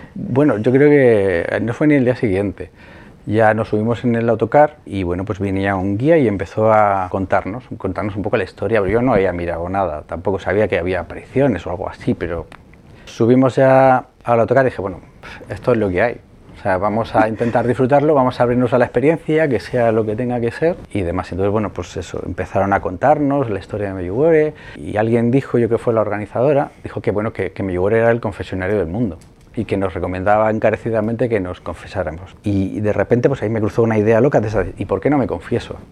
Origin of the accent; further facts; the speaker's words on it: Madrid, Community of Madrid, Spain; me crié en, Vallecas, en Madrid